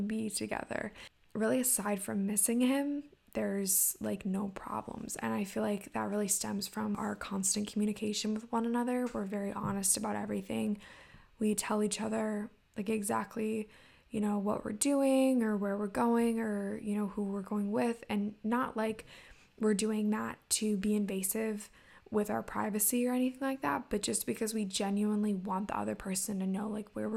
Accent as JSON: {"language": "English", "region": "Maryland", "country": "United States", "also_born_or_lived": "Indiana", "said": "I am from Maryland, went to college in Indiana for a little bit, then now I'm back in Maryland"}